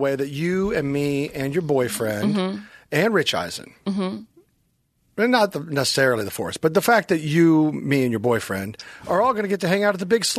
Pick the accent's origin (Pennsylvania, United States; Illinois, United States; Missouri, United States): Missouri, United States; Kansas City; Loaded Vodka, which is made in my hometown of Kansas City